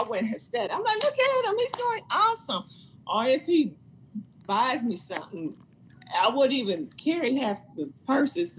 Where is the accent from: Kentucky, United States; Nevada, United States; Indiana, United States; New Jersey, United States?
Indiana, United States; moved away as an adult; now in Orlando, United States; we're from Indiana